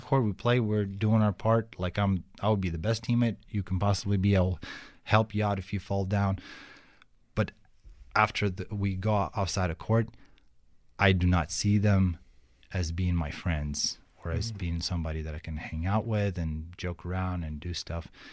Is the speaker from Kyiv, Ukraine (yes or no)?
yes; Kyiv, Ukraine; English is a second language; moved away as an adult; now in Fort Wayne, United States; I grew up in Kiev and Kiev is like full of traffic jams